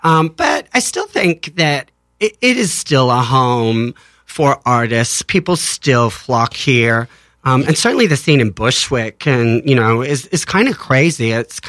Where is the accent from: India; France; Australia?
Australia; moved away as an adult; now in New York, United States; I'm originally from Australia.